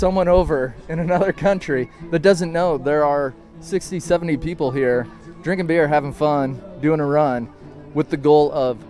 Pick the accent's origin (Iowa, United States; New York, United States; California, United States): Iowa, United States; Central; I grew up in Central Iowa.